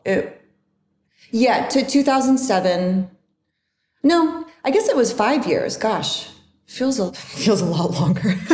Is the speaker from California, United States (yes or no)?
yes; Northern California, United States; also born or lived in Barrow, Alaska; I was born in Alaska, but I grew up in Northern California.